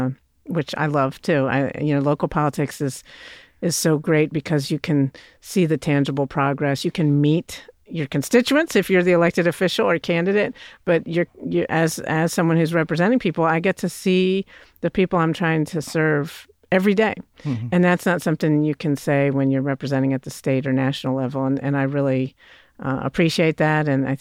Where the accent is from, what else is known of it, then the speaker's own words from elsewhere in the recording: Virginia, United States; moved away as an adult; also born or lived in Pennsylvania; now in Knoxville, United States; I grew up in Virginia and then went to public schools in Virginia